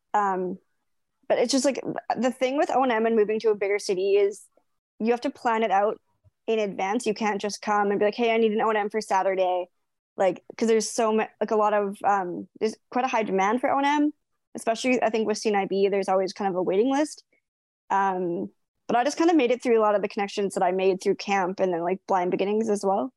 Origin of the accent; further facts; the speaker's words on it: British Columbia, Canada; moved away as an adult; now in Vancouver, Canada; it's 15 hours away from my hometown